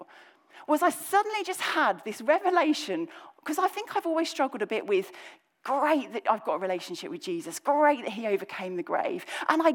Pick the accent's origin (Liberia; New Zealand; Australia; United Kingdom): United Kingdom; just under London, South East England; accent: slightly Cockney; moved away as an adult; now in Birmingham, United Kingdom; I say those words because I grew up in the kind of southeast of England, just kind of under London